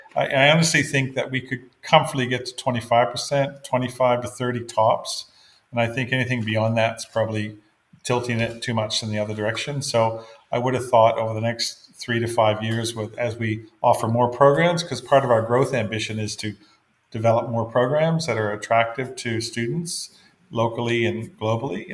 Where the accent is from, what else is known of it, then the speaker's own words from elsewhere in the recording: Fredericton, New Brunswick, Canada; moved away as an adult; I was born in Fredericton, absolutely. grew up, I grew up in Fredericton.